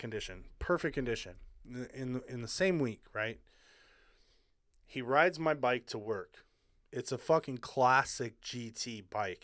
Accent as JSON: {"language": "English", "region": "Hawaii", "country": "United States", "tie": "born or raised there", "moved": "yes", "said": "I grew up in Hawaii, so, like, you know, my family was, like, the one white family"}